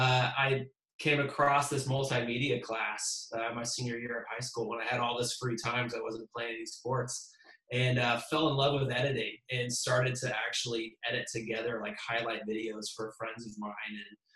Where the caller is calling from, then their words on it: Austin, Texas, United States; So I am in Austin, Texas.